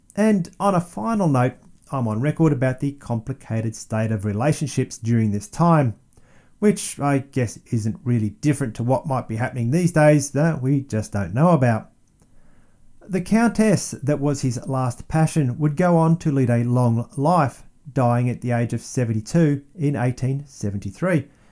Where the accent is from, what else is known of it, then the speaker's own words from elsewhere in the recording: Melbourne, Victoria, Australia; it is for him that my hometown is named